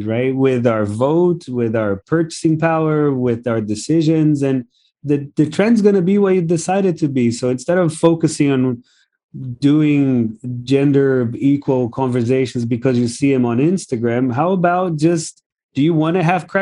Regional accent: Brazil; now in Singapore; my upbringing, the fact that I'm from Brazil

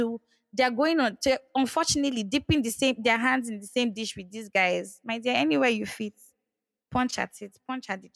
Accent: Nigeria; we are Nigerian

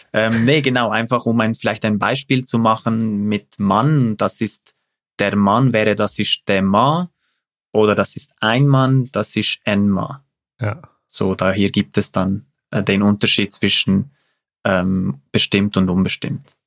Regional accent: Zurich, Switzerland; also born or lived in Uster; als Zürcher

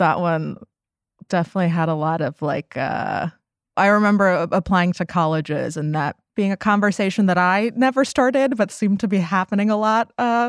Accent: Bay Area, California, United States; I grew up in the Bay Area, which is like where they make well-meaning liberals.

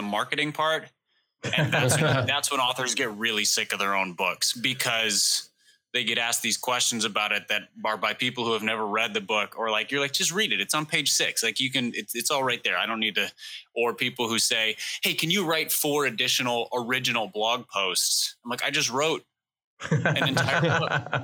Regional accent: Minneapolis, Minnesota, United States; I grew up in Minneapolis

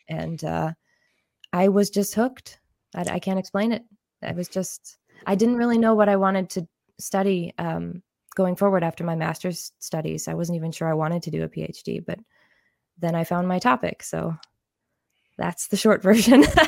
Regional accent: Illinois, United States; moved away as an adult; also born or lived in Germany; now in Switzerland; I'm actually from the United States. I grew up in Illinois

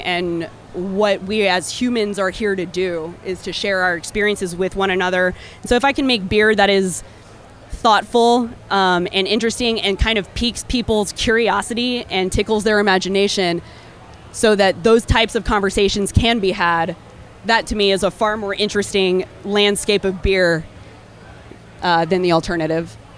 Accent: Texas, United States; moved away as an adult; also born or lived in Austin, Texas / Chicago, Illinois; now in Santa Fe, United States; I am a Texan born and raised

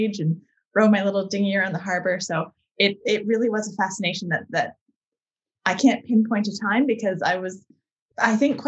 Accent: Vancouver Island, British Columbia, Canada; So I grew up on Vancouver Island, which is quite a large island off the west coast of Canada.

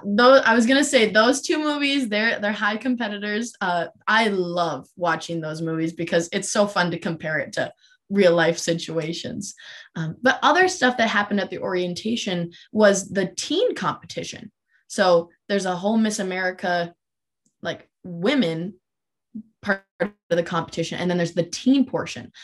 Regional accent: Minot, North Dakota, United States; I'm originally from Minot, North Dakota, which is about three hours from Grand Forks, and that is where I grew up

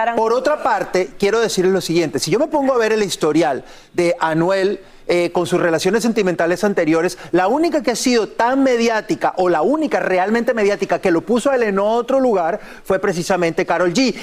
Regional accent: Colombia; yo soy colombiano

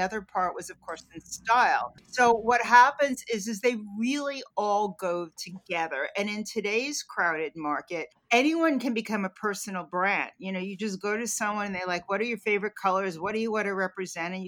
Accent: New York, United States; I'm a New Yorker. I was a downtown girl growing up.

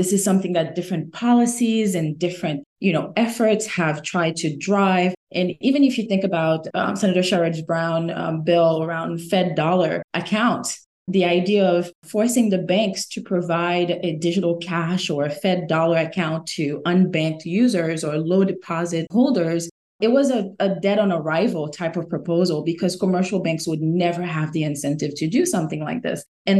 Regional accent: Haiti; born or raised there; now in United States

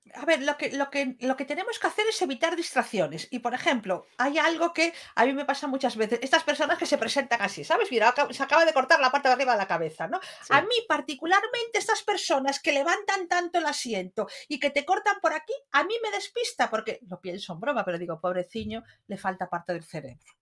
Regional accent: Lugo, Galicia, Spain; Como buenos gallegos

